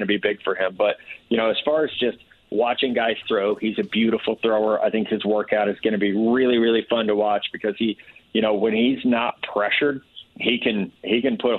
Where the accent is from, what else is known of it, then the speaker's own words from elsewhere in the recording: Missouri, United States; I'm from Missouri